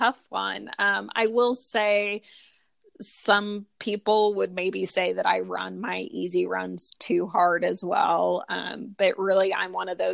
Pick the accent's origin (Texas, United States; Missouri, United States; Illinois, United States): Missouri, United States; St. Louis; I am from St. Louis